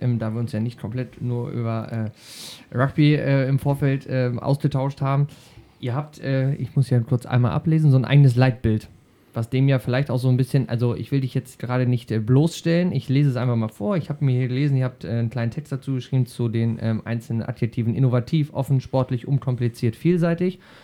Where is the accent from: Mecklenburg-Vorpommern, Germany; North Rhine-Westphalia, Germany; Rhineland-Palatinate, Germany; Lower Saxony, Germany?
Lower Saxony, Germany; Schaumburg; hier bei uns in Schaumburg